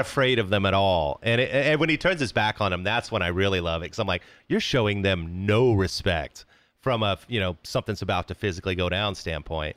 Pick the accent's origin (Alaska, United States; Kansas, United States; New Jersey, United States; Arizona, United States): Kansas, United States; Wichita; I was growing up in Wichita, Kansas